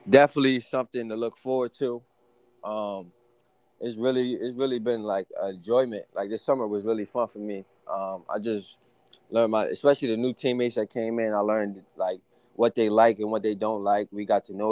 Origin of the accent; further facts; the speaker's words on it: Eastern Shore of Virginia, United States; moved away; also born or lived in Maryland; me being from the shore, especially I was from Virginia, Eastern Shore of Virginia, so it's nothing down there.